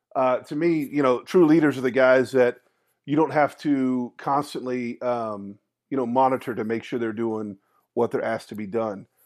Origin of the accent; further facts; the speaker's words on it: Austin, Texas, United States; growing up in Austin